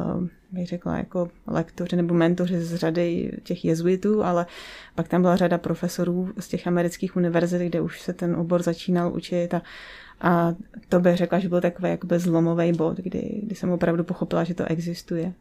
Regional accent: Třebíč, Vysočina Region, Czechia; jako malá jsem spíš chodila s tátou na hvězdárnu u nás v Třebíči, já jsem z Třebíče

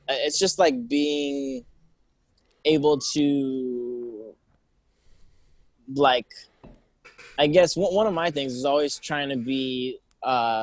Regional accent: Downey, California, United States; now in Baldwin Park, United States; I grew up in Downey.

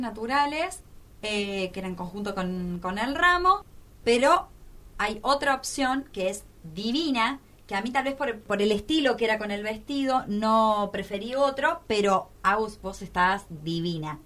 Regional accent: Córdoba, Argentina; moved away; como yo soy cordobesa

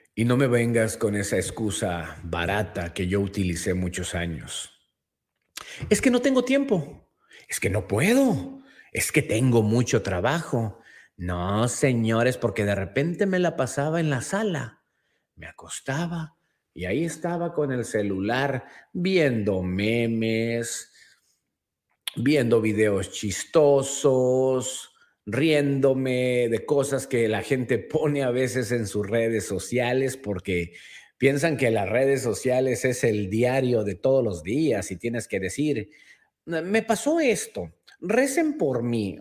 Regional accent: Mexico; nosotros mismos como mexicanos

